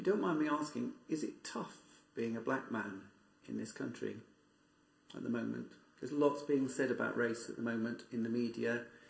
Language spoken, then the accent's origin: English; Wales, United Kingdom; now in London, United Kingdom; I grew up in Wales and I came to London.